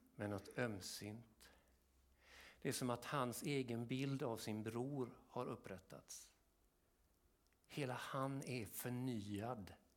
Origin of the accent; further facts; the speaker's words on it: Kungsbacka, Halland County, Sweden; nere i Kungsbacka där jag växte upp